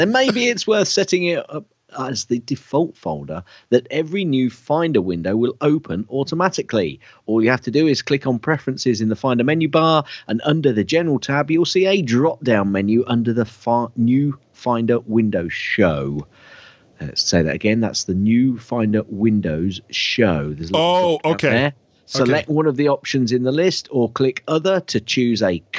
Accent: United Kingdom; I'm British.

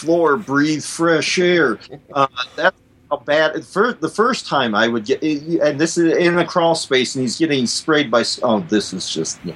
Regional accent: South Dakota, United States; South Dakota, my home state here

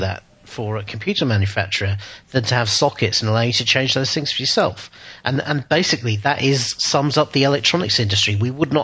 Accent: Southend-on-Sea, East of England, United Kingdom; where I grew up in Southend

